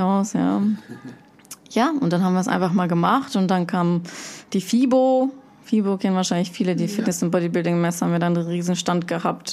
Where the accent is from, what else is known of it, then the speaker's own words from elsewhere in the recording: Germany; moved away as an adult; also born or lived in Russia; now in Switzerland; Ich bin in Russland geboren, bin in Deutschland aufgewachsen, bin jetzt in der wunderschönen Schweiz unterwegs